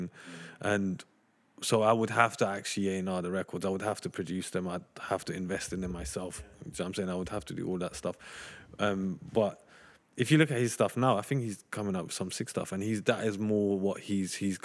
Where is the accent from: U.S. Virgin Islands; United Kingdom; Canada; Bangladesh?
United Kingdom; London; I grew up in Tottenham